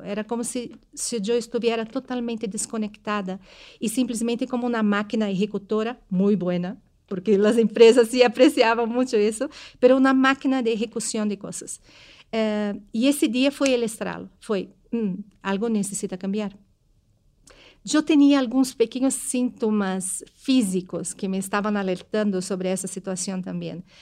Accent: Brazil; moved away; eu sou brasileira

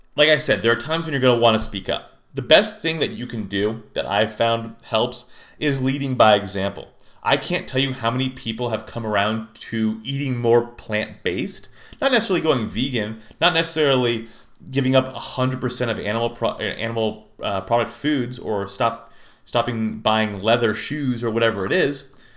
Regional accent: Lafayette, California, United States; now in Phoenix, United States; my hometown of, La- hometown of Lafayette, California

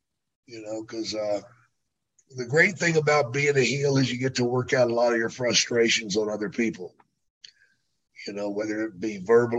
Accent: near Dallas, Texas, United States; I should have expected that because that's near my hometown.

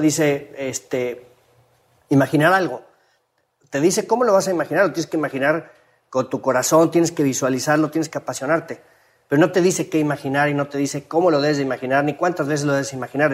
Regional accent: Mexico; sobresalimos como mexicanos

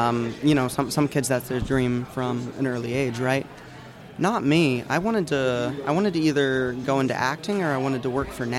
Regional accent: Illinois, United States; moved away as an adult; now in Nashville, United States; Yeah, like, you know, I moved here from Illinois to Nashville for like college

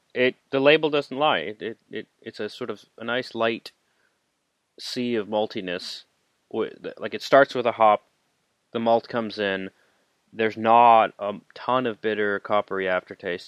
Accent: Canada; I am Canadian

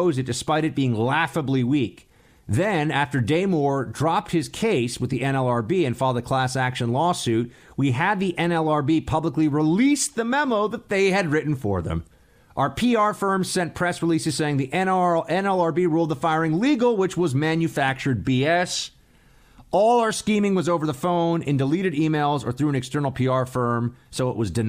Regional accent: New York City, New York, United States; moved away as an adult; now in Washington, D.C., United States; It's still my hometown

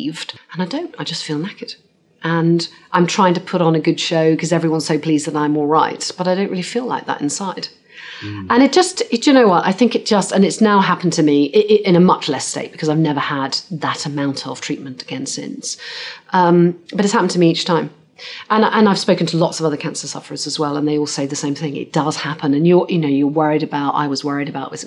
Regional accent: Cornwall, South West England, United Kingdom; I grew up in Cornwall

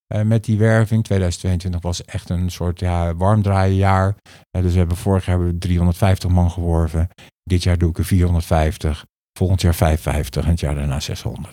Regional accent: The Hague, South Holland, Netherlands; ik ben van origine Hagenees

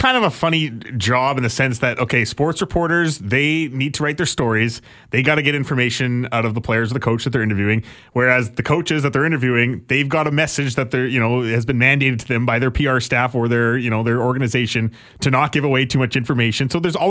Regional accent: Alberta, Canada; Because I'm from Alberta and it's funny that we have to cheer for them.

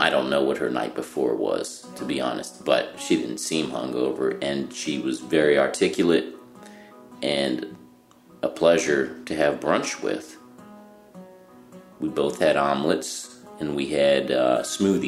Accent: Cincinnati, Ohio, United States; accent: Cincinnati; I'm from Cincinnati

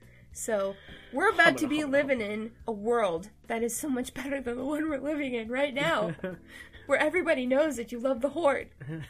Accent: Canada; I'm Canadian.

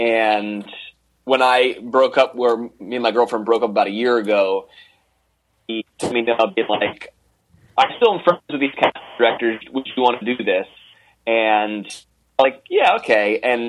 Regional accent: Monterey, California, United States; I grew up in Monterey.

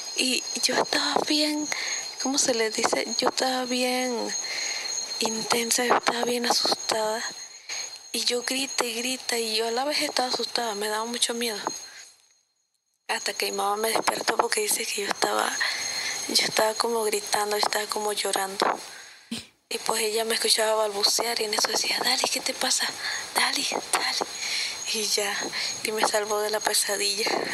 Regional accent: Panama; yo soy de Panamá

